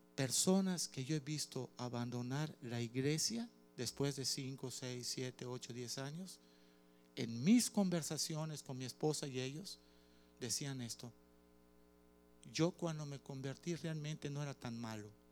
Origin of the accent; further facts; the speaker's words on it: Cuba; Soy cubano